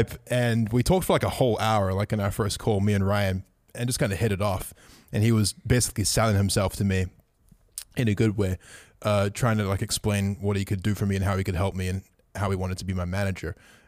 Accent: Auckland, New Zealand; moved away; I decided to move back to my hometown, Auckland, New Zealand.

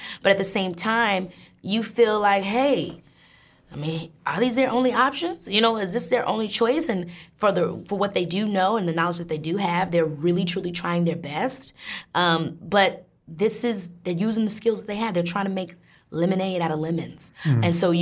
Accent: Illinois, United States; I'm from Illinois, a rural south suburb, suburban town

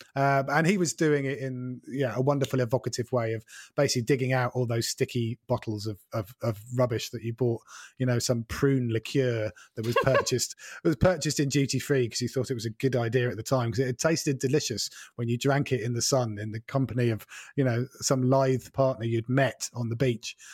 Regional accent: Norfolk, East of England, United Kingdom; moved away as an adult; also born or lived in Wales / Scotland; I grew up in Norfolk

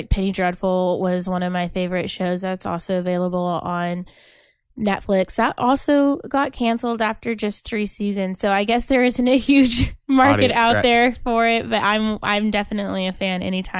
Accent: Oklahoma, United States; I grew up here in Oklahoma where sports matter and I just never got into it.

